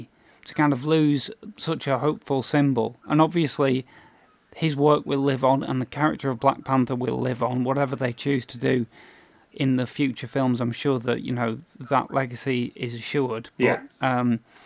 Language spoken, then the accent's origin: English; United Kingdom; We're obviously British.